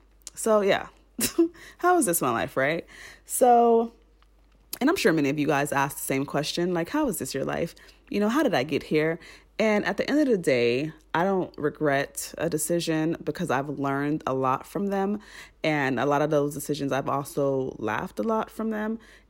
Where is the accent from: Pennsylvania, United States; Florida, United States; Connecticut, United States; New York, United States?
Florida, United States; Miami; I'm originally from Miami. I've lived in several states in the U.S., yada, yada, yada.